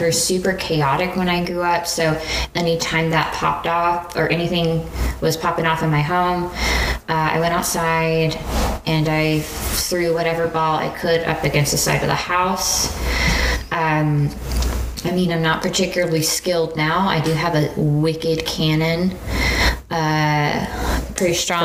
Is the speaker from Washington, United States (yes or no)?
no; Houston, Texas, United States; also born or lived in Abilene, Texas; right after I was born, we moved to Houston and we lived in Houston for quite a while